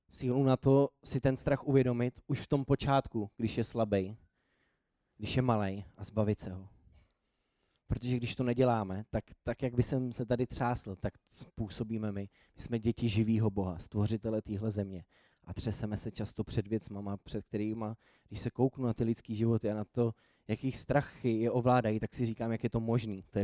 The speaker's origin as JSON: {"language": "Czech", "region": "Prague", "country": "Czechia", "tie": "born there", "also_born_or_lived": "Nymburk", "said": "já nejsem původem úplně z Prahy, nebo narodil jsem se v Praze, ale pak jsem řadu let bydlel úplně jinde"}